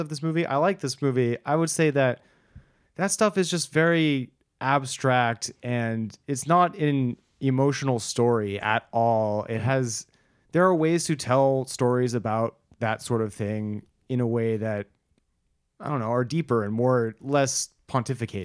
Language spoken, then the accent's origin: English; United States; as a American